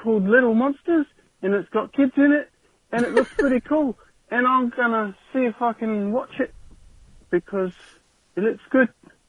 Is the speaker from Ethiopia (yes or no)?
no; New Zealand; accent: Kiwi; I'm obviously a Kiwi kid, just judging by my accent.